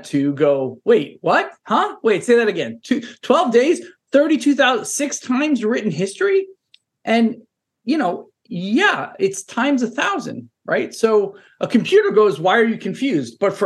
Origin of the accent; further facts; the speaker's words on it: New York City, New York, United States; moved away as an adult; also born or lived in San Francisco Bay Area / London; now in Boston, United States; I'm a Brooklyn kid. I'm born and raised in New York